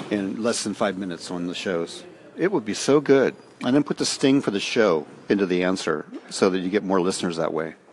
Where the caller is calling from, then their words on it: Ireland; I'm calling you from Ireland in a reception area of a college where I teach.